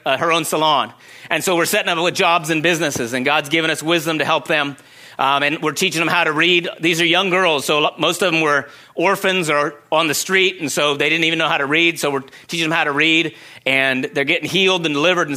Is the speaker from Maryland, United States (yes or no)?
no; Secret Valley, California, United States; moved away as an adult; also born or lived in Oregon / China; So I grew up in Secret Valley. We had goats